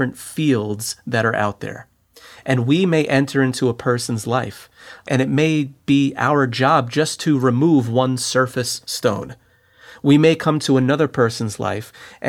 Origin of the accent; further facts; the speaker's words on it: New Jersey, United States; now in Brooklyn, United States; I'm from New Jersey